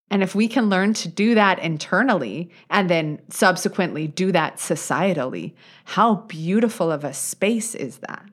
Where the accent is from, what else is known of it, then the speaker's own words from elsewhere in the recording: United States; as an American, right, as a U S citizen